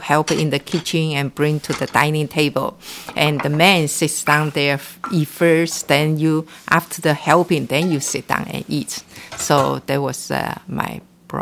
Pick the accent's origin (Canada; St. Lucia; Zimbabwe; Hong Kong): Hong Kong; also born or lived in Taiwan; now in Bay Area, United States; I was born and raised in Hong Kong, China